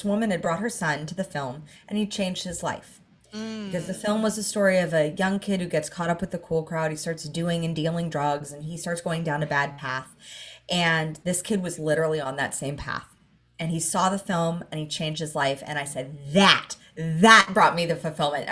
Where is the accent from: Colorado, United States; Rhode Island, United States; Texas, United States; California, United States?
California, United States; Los Angeles; moved away as an adult; now in Gold Coast, Australia; I grew up in Hollywood